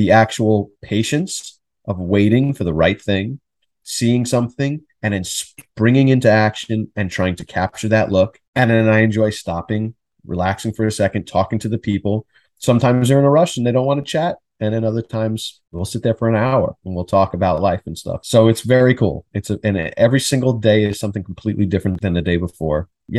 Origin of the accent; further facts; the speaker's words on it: Queens, New York, United States; also born or lived in Middle Village / Long Island; I was born in Queens, in Jackson Heights.